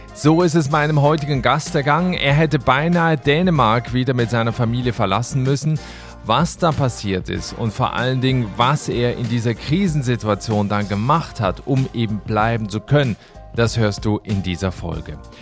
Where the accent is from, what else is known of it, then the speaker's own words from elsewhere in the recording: Switzerland; meine Heimat der Schweiz